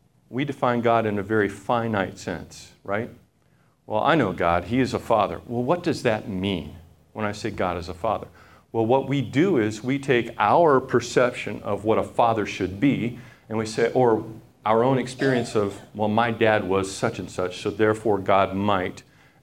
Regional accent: Papua New Guinea; Now, when I was growing up, I grew up in Papua New Guinea, which is a little nation north of Australia

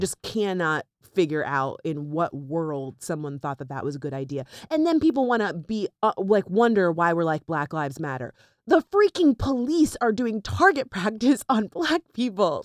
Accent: Florida, United States; also born or lived in North Miami Beach; now in New York, United States; we grew up there

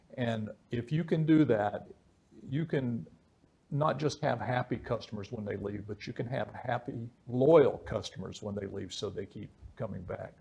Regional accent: West Virginia, United States; where I grew up in West Virginia

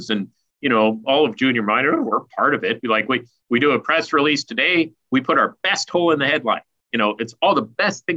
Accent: Stewart, British Columbia, Canada; I grew up in the Golden Triangle in the mining town of Stewart, right next to Hydro, Alaska

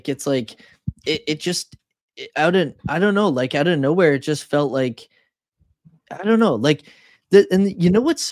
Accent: Canada; as a Canadian

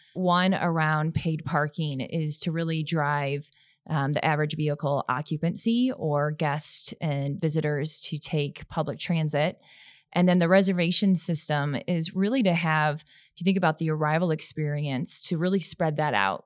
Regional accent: St. Louis, Missouri, United States; I grew up in the Midwest, so where I'm from, Saint Louis, Missouri

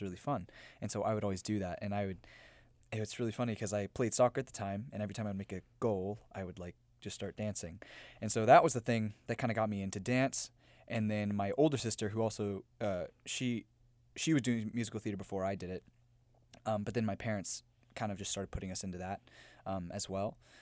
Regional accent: Memphis, Tennessee, United States; moved away; I'm from Memphis, Tennessee.

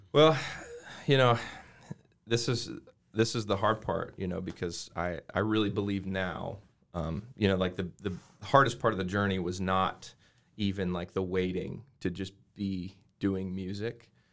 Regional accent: Arvada, Colorado, United States; I grew up in Arvada, Colorado

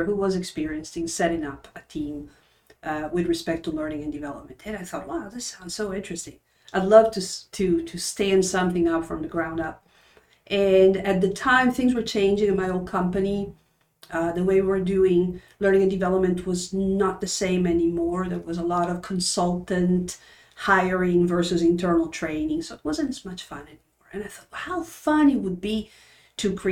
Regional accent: Turin, Piedmont, Italy; moved away; I was born and raised in Turin, Italy, in the northwestern corner, close to the French border.

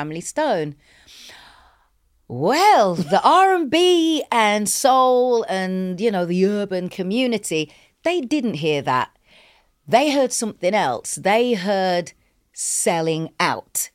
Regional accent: England, United Kingdom; we're English, we're not American

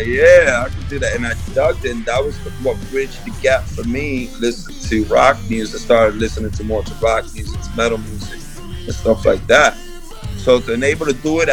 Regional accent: New York, United States; growing up in New York, I grew up in the hood

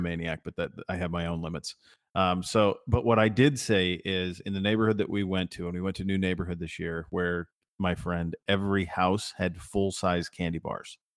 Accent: Montana, United States; I grew up in Montana

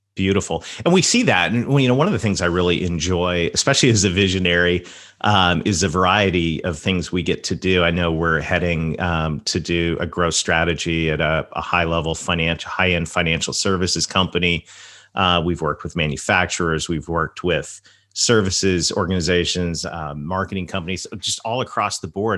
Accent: the South, Southern United States, United States; accent: Southern; my Southern accent

